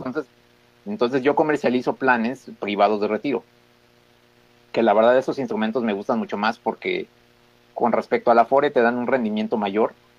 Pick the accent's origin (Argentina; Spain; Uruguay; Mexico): Mexico; nosotros como mexicanos